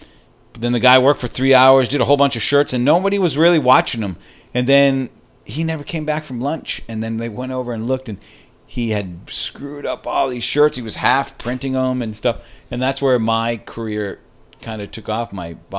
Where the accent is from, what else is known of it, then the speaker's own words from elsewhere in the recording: Maine, United States; moved away as an adult; It's funny, when I moved out here from Maine in 1987, I remember looking for a job. I did some screen printing on my own in Maine. Did I say I was from Maine?